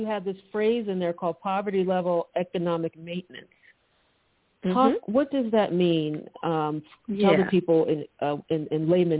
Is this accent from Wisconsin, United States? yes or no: no; Philadelphia, Pennsylvania, United States; Philadelphia, my hometown.